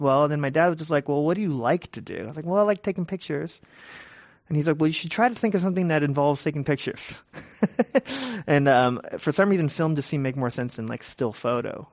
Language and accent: English; San Francisco, California, United States; I was born and raised in San Francisco, Richmond District, and I, and I live in the Richmond District now even